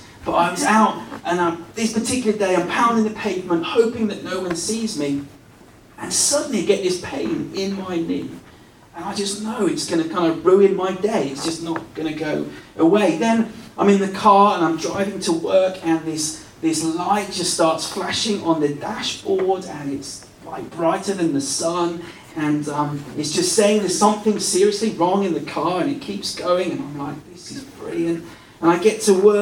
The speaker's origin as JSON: {"language": "English", "area": "West Country", "region": "South West England", "country": "United Kingdom", "tie": "born or raised there", "moved": "yes", "said": "I grew up in the West Country"}